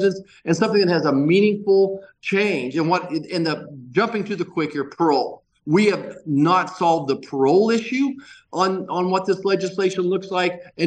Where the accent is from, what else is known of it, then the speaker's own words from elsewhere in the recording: Kansas, United States; we're from Kansas